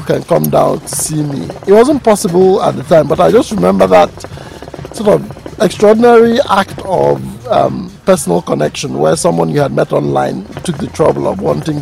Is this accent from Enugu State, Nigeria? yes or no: yes; Nsukka, Enugu State, Nigeria; I grew up in Nsukka as a child